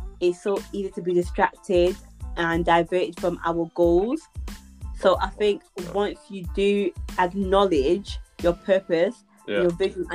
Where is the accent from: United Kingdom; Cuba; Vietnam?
United Kingdom; Bolton, North West England; accent: Bolton; my Bolton accent